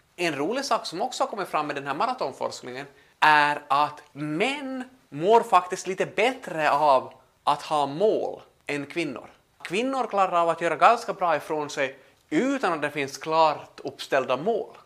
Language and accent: Swedish; Pedersöre, Ostrobothnia, Finland; vi hemma i Pedersöre